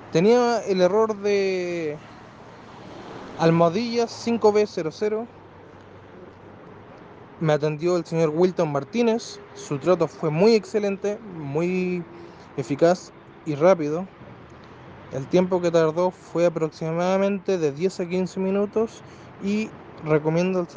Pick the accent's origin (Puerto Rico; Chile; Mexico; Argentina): Chile; Soy de Chile.